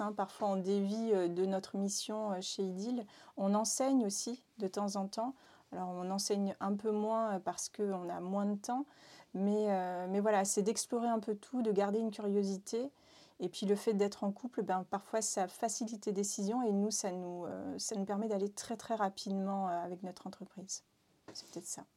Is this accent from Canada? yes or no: no; Réunion; now in Nantes, France; je viens de l'île de la Réunion